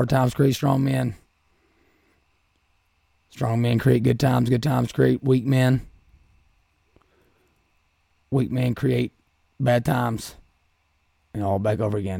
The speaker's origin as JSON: {"language": "English", "region": "Appalachia", "country": "United States", "tie": "born or raised there", "said": "Growing up in Appalachia, I can hear it now."}